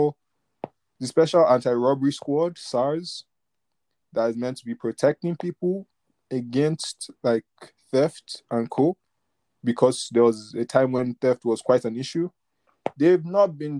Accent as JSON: {"language": "English", "country": "Nigeria", "said": "we're both Nigerian."}